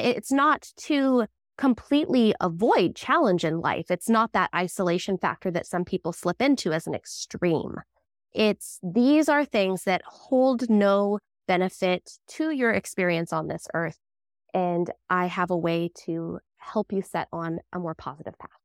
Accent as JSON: {"language": "English", "region": "Southern Oregon", "country": "United States", "tie": "born or raised there", "also_born_or_lived": "Palm Springs, California", "said": "we're in Southern Oregon. We moved up from Palm Springs when I was about three"}